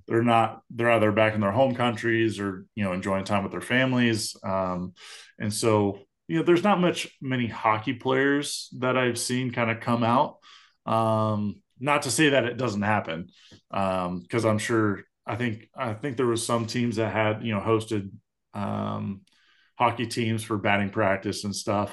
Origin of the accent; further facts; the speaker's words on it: Southern California, United States; I grew up in Southern California, uh, in Anaheim Ducks country